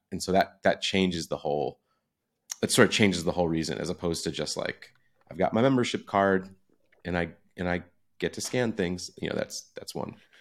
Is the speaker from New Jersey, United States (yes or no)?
yes; New Jersey, United States; I'm from New Jersey, grew up going into the city all the time